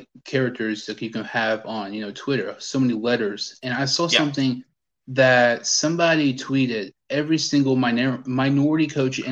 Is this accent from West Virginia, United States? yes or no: yes; Huntington, West Virginia, United States; I'm from Huntington